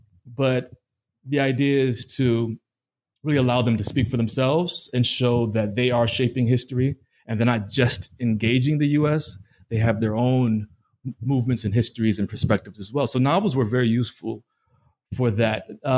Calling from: New York, United States; I'm calling from New York, and he's in Houston.

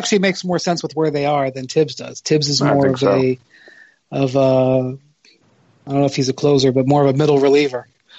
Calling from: Brooklyn, New York, United States; I'm calling from Brooklyn, New York

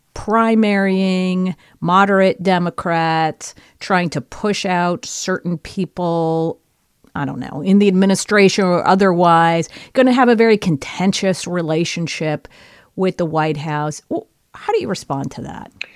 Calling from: Palo Alto, California, United States; calling from Palo Alto, California.

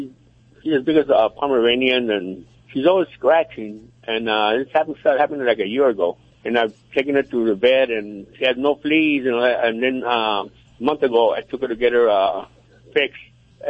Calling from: California, United States

